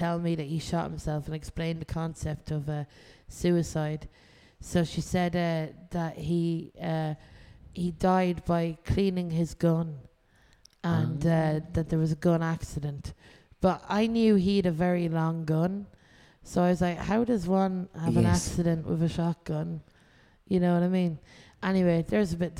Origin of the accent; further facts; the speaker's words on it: Ireland; I'm from Ireland